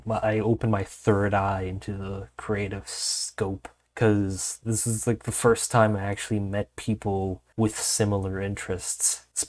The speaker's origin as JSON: {"language": "English", "town": "Montreal", "region": "Quebec", "country": "Canada", "tie": "born there", "said": "I was unfortunately, sadly born in Quebec, Montreal, which is arguably worse than being American."}